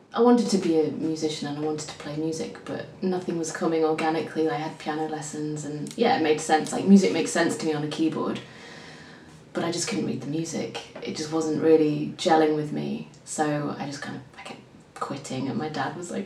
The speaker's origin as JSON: {"language": "English", "region": "Yorkshire and the Humber", "country": "United Kingdom", "tie": "born or raised there", "said": "I'm from Yorkshire, so it was all around sort of the north of England"}